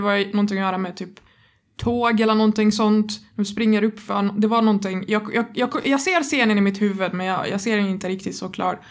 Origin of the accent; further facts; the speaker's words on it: Egypt; Swedish is a second language; now in Sweden; jag, jag växte inte upp i Sverige. Jag kommer från Egypten